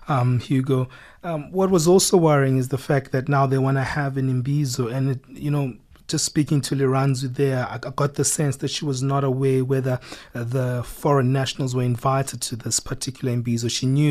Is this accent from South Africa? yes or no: yes; South Africa; we are now as South African